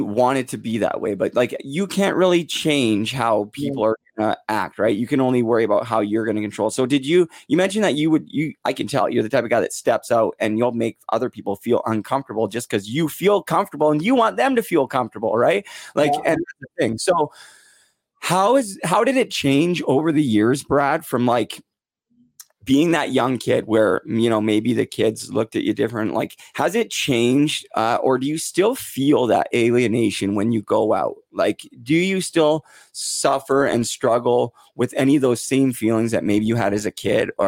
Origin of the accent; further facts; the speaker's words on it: Port Coquitlam, British Columbia, Canada; that's where I'm from, is Port Coquitlam, same hometown as Terry Fox